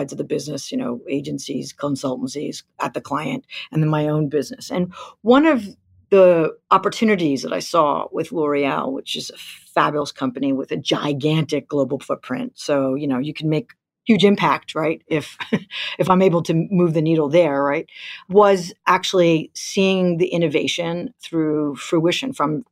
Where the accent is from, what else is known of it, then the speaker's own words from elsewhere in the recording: New York, United States; moved away as an adult; came back to New York, my hometown